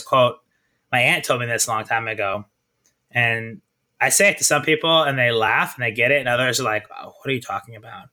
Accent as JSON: {"language": "English", "town": "Kansas City", "region": "Missouri", "country": "United States", "also_born_or_lived": "Iowa / Italy", "moved": "as an adult", "lives_now": "New York, United States", "said": "I'm from Kansas City, Missouri"}